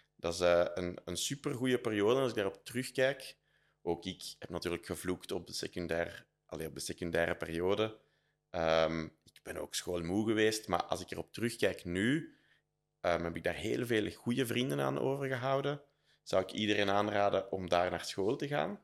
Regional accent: Herent, Flanders, Belgium; accent: Flemish Brabant; moved away as an adult; also born or lived in Brussels; now in Antwerp, Belgium; Ik ben eigenlijk van Herend een dorp bij Leuven.

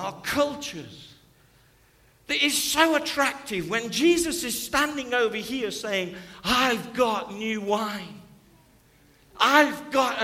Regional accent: Stoke-on-Trent, West Midlands, United Kingdom; I'm from Stoke-on-Trent

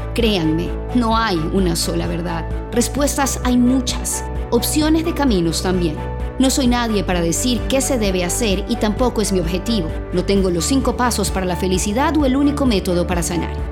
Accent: Guayaquil, Guayas, Ecuador; soy guayaquileña

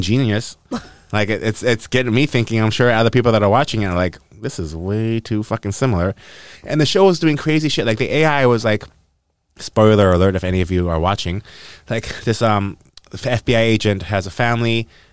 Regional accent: North Vancouver, British Columbia, Canada; I'm from North Van, actually

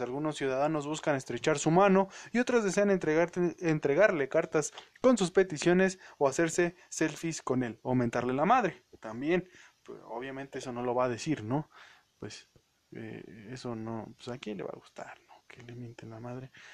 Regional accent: Hidalgo, Mexico; yo soy de Hidalgo, como todos saben

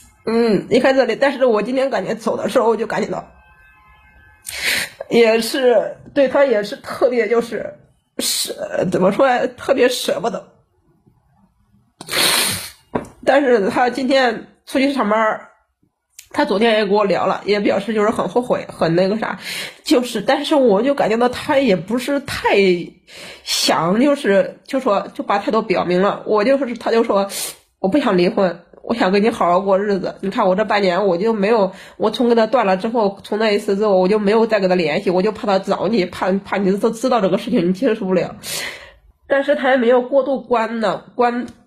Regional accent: Chongqing, China; 我是重庆的。

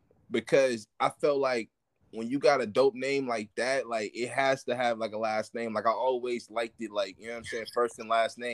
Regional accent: Oakland, California, United States; I'm from Oakland.

